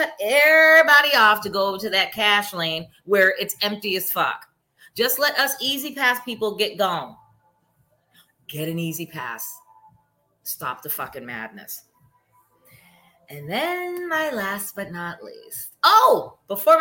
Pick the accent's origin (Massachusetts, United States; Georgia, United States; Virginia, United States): Massachusetts, United States; I'm born and raised in Massachusetts